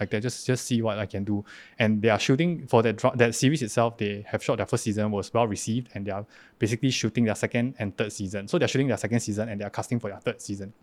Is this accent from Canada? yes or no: no; Singapore; moved away as an adult; now in Taiwan; I'm an actor from Singapore.